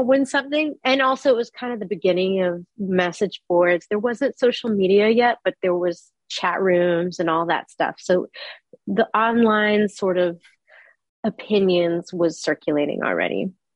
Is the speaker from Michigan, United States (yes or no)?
no; Texas, United States; also born or lived in New York City, United States; I was born in New York City, but I moved to Texas when I was about three or four. And I mostly grew up in Texas